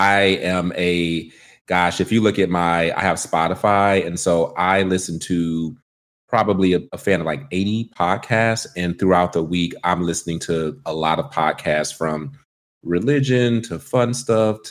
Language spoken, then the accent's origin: English; Detroit, Michigan, United States; accent: country twang; now in Washington, D.C., United States; I'm from Detroit, Michigan